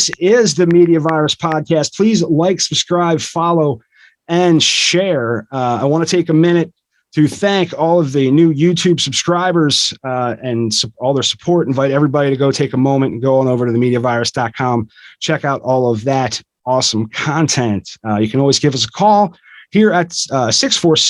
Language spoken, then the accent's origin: English; United States; I'm an American